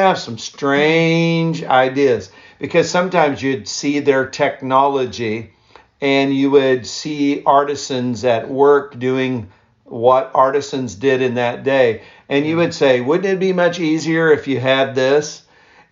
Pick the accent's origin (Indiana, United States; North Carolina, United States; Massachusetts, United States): Indiana, United States; East Central; I grew up primarily in East Central Indiana